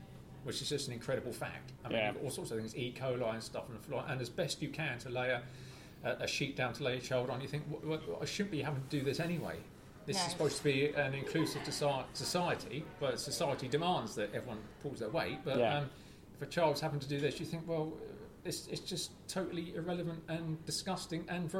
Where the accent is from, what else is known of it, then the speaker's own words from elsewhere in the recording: United Kingdom; We're British. We don't say toilet.